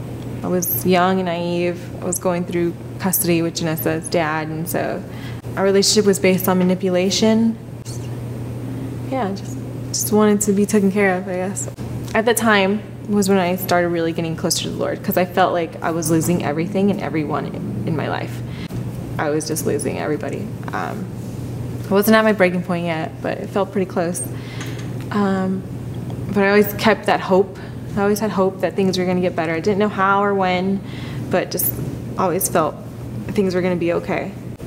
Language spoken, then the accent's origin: English; Oregon, United States; born there; I was born in Oregon, but we traveled a lot with my family.